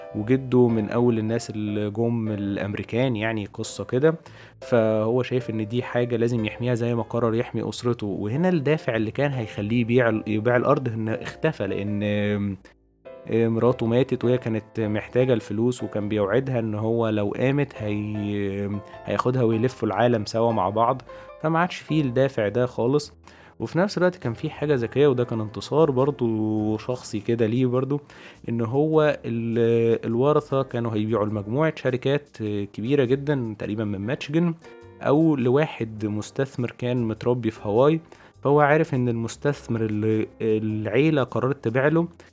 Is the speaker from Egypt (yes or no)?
yes; Egypt; عندنا في مصر